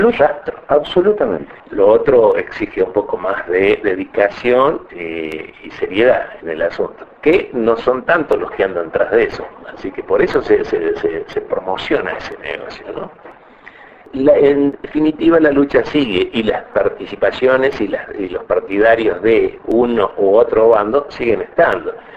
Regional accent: Córdoba, Argentina; como cordobés

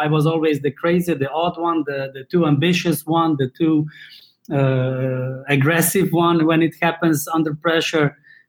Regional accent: Slovenia; In Slovenia as well. That's former Yugoslavia in not as Balkans. We are neighbors with Italy, Austria, Hungary, Croatia.

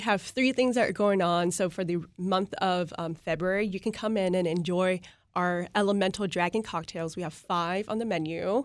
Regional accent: Vietnam; moved away; growing up in Vietnam

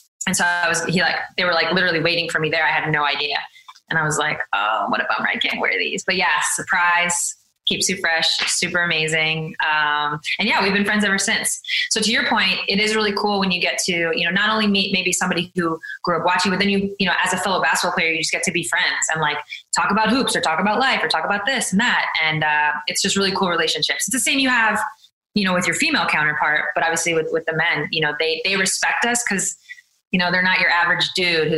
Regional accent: New York, United States; I'm from New York

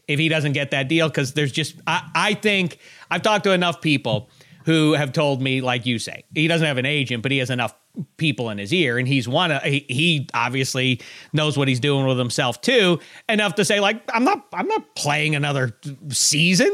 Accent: Pittsburgh, Pennsylvania, United States; I was from Pittsburgh

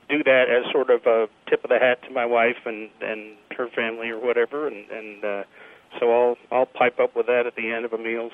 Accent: New York, United States; now in Dallas, United States; I grew up in New York

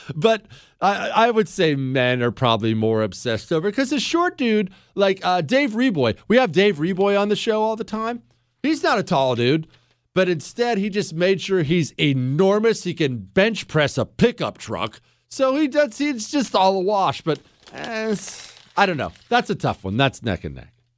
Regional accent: Montana, United States; now in Texas, United States; I loved growing up in Montana.

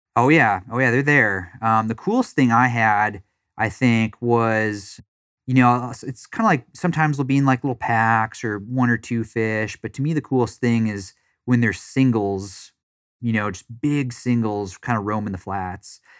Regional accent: Wisconsin, United States; also born or lived in Florida; now in Dallas, United States; I grew up in Wisconsin

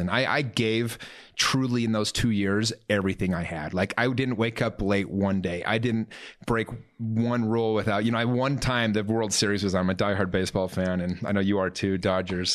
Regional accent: Salt Lake City, Utah, United States; also born or lived in Taylorsville / Murray; I grew up in Salt Lake my whole life

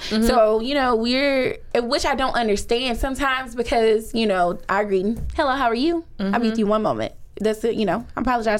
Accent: Shreveport, Louisiana, United States; I'm just from Shreveport.

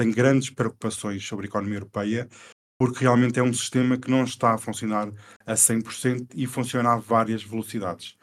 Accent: Portugal; Não, não, eu sou português

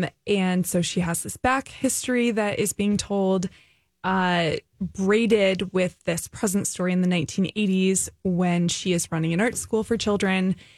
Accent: California, United States; now in St. Paul, United States; I'm from California.

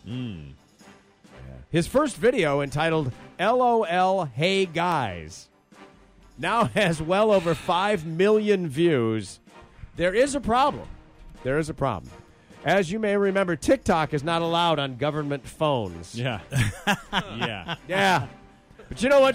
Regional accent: Grand Rapids, Michigan, United States; my hometown of Grand Rapids, Michigan

